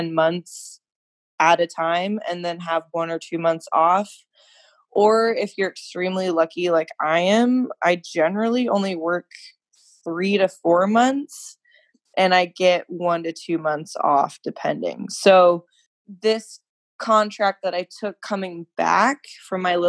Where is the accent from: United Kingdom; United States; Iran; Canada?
United States; Washington; at home, which is Winnville, Washington